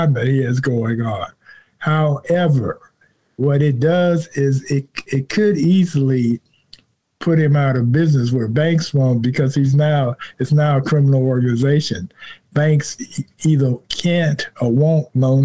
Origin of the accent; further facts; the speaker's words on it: Chicago, Illinois, United States; I'm not from here. I'm from Chicago.